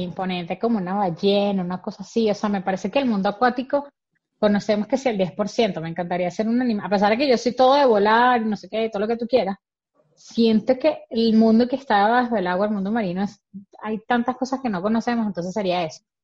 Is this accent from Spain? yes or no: no; Venezuelan Andes, Venezuela; como buen gocho